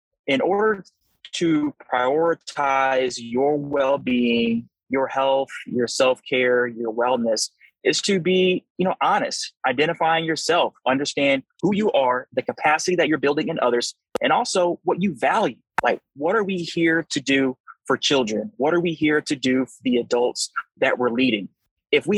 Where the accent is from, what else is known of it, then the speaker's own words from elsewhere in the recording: St. Louis, Missouri, United States; I'm from St. Louis, Missouri.